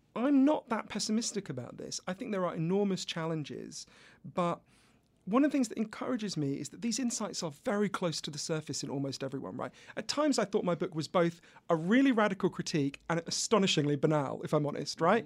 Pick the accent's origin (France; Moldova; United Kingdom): United Kingdom; accent: British; I'm British, as you can obviously tell from my accent